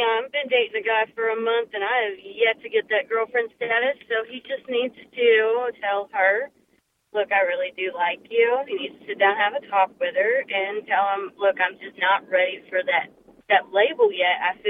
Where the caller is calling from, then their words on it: Shreveport-Bossier area, Louisiana, United States; I'm calling from Shreveport-Bossier area.